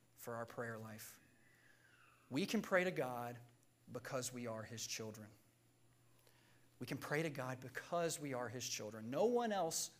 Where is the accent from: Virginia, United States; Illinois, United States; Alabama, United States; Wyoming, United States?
Virginia, United States; Growing up in Virginia, we had a decent-sized yard